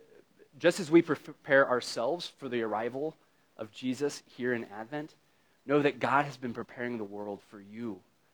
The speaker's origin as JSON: {"language": "English", "country": "United States", "said": "as an American"}